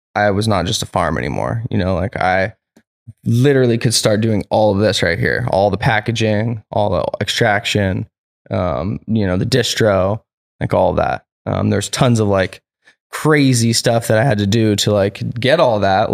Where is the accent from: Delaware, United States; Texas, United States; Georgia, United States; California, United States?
California, United States; Petaluma; also born or lived in New Hampshire / Santa Rosa / Humboldt; I grew up in Petaluma